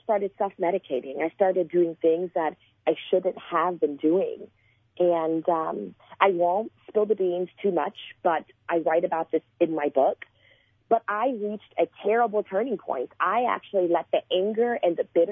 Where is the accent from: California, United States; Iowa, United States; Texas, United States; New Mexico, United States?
Texas, United States; Port Arthur; also born or lived in Houston, Texas; I was born in Port Arthur, Texas, and I had the same friends growing up until when I was about 15 years old